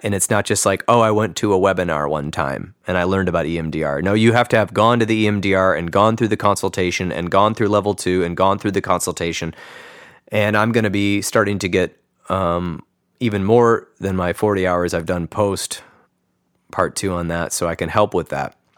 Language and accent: English; East Lansing, Michigan, United States; moved away as an adult; also born or lived in Chicago, Illinois / Phoenix, Arizona; now in Grand Rapids, United States; I grew up near Michigan State University right down the road